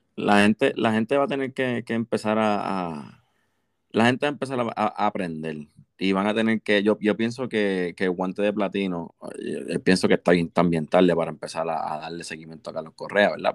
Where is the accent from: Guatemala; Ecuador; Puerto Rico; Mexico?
Puerto Rico; somos puertorriqueños